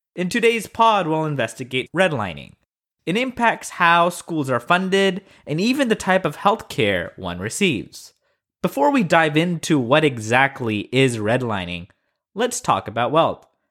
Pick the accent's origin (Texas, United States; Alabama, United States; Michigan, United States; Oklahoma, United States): Oklahoma, United States; Tulsa; my hometown of Tulsa